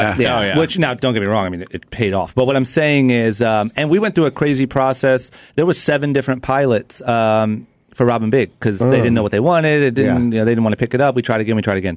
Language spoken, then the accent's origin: English; Akron, Ohio, United States; moved away as an adult; now in Los Angeles, United States; when I was 18, growing up in Akron, Ohio, I knew quickly that there was nothing in Akron, Ohio at all or for me. So I moved to L.A.